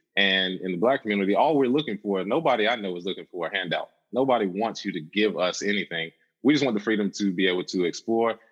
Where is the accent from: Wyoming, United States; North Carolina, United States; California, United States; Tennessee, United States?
North Carolina, United States; Charlotte; I'm originally from Charlotte, North Carolina.